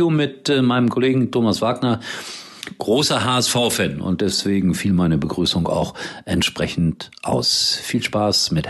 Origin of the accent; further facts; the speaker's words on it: Gelsenkirchen, North Rhine-Westphalia, Germany; Viele machen sich lustig über Schalke, aber ich sage eins, es ist meine Heimat, es ist mein Heimatverein. Ich habe alles Mögliche erlebt auf Schalke.